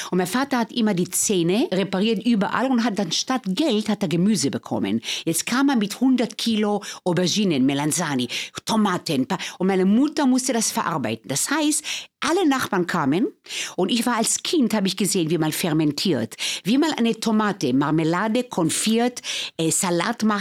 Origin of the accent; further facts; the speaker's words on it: Tel Aviv, Tel Aviv District, Israel; Schau, ich bin in Israel geboren, in Tel Aviv. Ähm, ich sage, dass die levante Küche und gerade die Küche, von wo ich herkomme, aus Israel